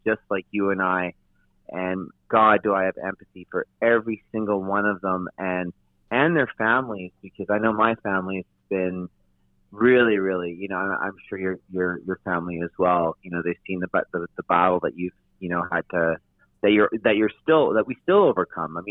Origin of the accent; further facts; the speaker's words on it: North Vancouver, British Columbia, Canada; I was born in North Vancouver, but I did live in Toronto for about close to 4 months after the ride.